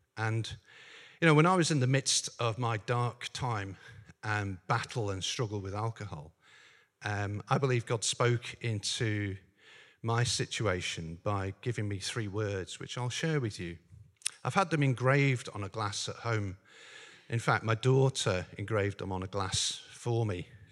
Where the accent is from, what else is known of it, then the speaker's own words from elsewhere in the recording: Northern Ireland, United Kingdom; I grew up in Northern Ireland.